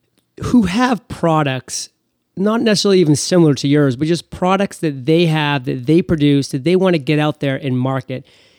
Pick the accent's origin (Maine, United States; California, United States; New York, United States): Maine, United States; since I'm from Maine and Burt's Bees was a big story around here for quite a long time